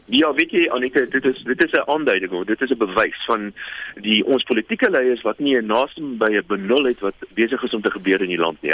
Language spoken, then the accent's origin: Afrikaans; South Africa; Ons as Suid-Afrikaners